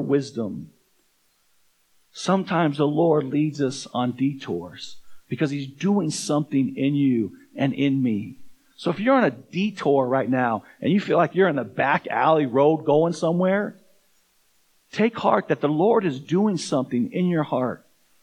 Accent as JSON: {"language": "English", "town": "Tucson", "region": "Arizona", "country": "United States", "tie": "born or raised there", "moved": "yes", "lives_now": "Fort Collins, United States", "said": "I grew up in Tucson, Arizona"}